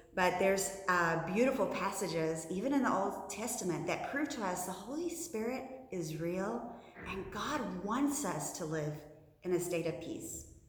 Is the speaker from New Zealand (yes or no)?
yes; New Zealand; moved away as an adult; now in United States; in my home country of New Zealand